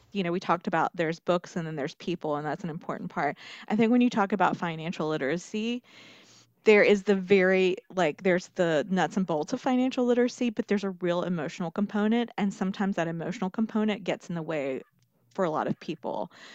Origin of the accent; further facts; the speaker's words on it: Marion, North Carolina, United States; now in Columbia, United States; I came from Western North Carolina, and then I made a stop in the upstate, and now I'm in the Midlands.